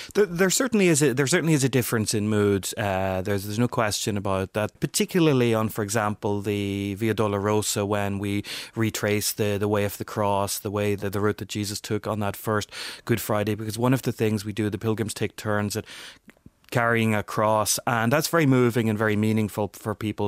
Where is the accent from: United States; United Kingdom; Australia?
United Kingdom; Northern Ireland; my background growing up in Northern Ireland